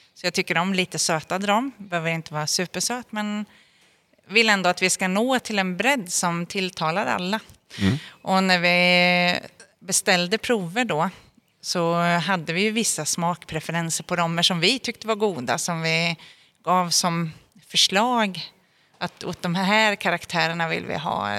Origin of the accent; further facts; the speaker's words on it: Norrköping, Östergötland, Sweden; född och uppvuxen i Norrköping